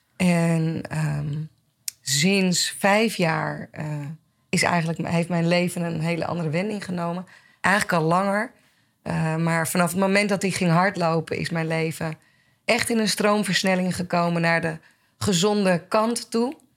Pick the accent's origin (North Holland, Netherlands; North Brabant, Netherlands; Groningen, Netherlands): North Holland, Netherlands; Blaricum; ik kom uit Blarikum, ben opgegroeid in, eh, in het Gooi.